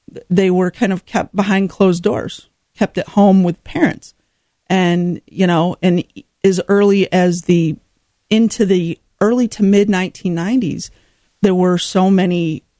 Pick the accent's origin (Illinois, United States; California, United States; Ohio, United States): Illinois, United States; Rockford; was born and raised in Rockford, so my heart is here